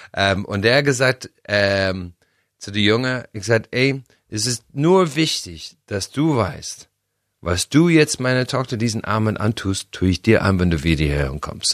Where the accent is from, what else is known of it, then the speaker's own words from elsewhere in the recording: Ireland; German is a second language; moved away; bei uns in Irland